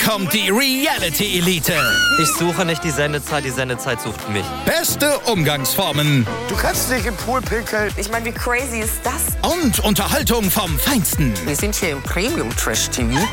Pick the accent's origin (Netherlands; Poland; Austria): Austria; bei uns in Österreich